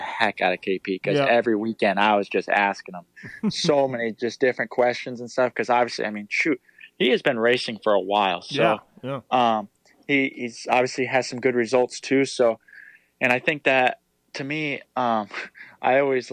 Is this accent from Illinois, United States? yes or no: no; Clermont, Florida, United States; I was born and raised in Claremont